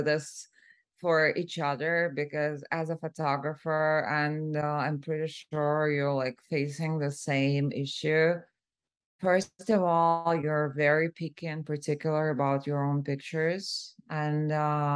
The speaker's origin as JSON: {"language": "English", "region": "Moscow", "country": "Russia", "also_born_or_lived": "San Francisco", "moved": "as an adult", "lives_now": "Los Angeles, United States", "said": "I'm originally from Moscow, Russia, and I moved to the U.S. 6.5 years ago."}